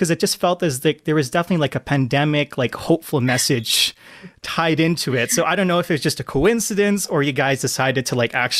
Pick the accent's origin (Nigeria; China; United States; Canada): Canada; And as a Canadian, like, there's that Canadian connection.